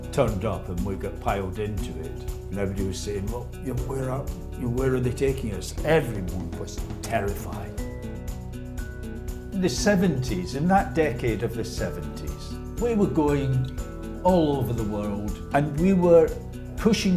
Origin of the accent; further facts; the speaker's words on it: Glasgow, Scotland, United Kingdom; moved away; also born or lived in Islington, London / Sheffield; at 3 years old, my dad's job took him to Glasgow and the whole family moved up to Glasgow